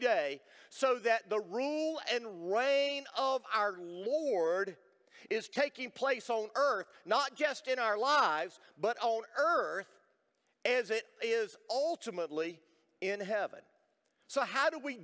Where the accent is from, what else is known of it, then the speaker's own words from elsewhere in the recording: United States; I was born in America